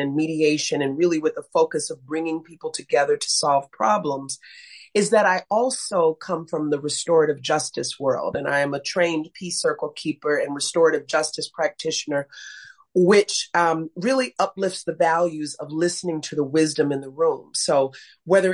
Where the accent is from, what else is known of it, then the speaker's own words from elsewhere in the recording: Chicago, Illinois, United States; also born or lived in Belfair, Washington / San Diego; I grew up on the south side of Chicago, and I continue to live on the south side of Chicago